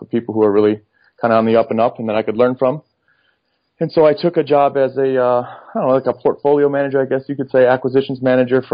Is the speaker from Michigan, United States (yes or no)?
yes; Michigan, United States; also born or lived in Detroit; now in Dallas, United States; I'm originally from Michigan. I currently reside down here in Dallas.